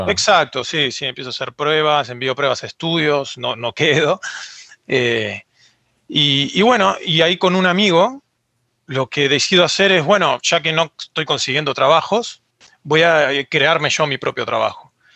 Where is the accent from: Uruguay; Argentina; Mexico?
Argentina; yo soy de Argentina